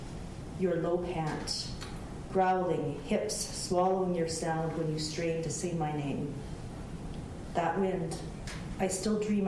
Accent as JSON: {"language": "English", "country": "Canada", "tie": "born or raised there", "moved": "as an adult", "said": "I didn't leave the reserve until I was 26 years old."}